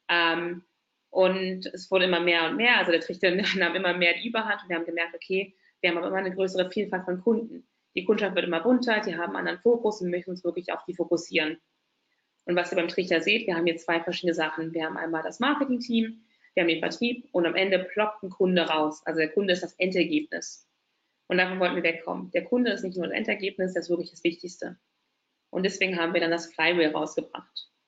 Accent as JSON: {"language": "German", "region": "Berlin", "country": "Germany", "tie": "born or raised there", "said": "ich bin waschechte Berlinerin. Warum sage ich das? Ähm, von uns gibt es nicht mehr so viele, vor allem in Berlin. Wird immer gefragt, ach, du kommst aus Berlin? Ja, Tatsache. Hier geboren, hier aufgewachsen, also eine richtige Berlinerin."}